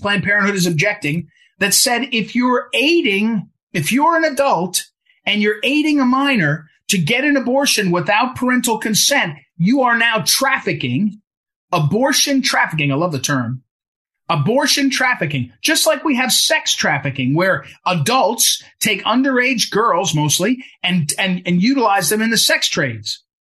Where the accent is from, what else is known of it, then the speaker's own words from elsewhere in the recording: Jersey City, New Jersey, United States; I grew up in Jersey City, New Jersey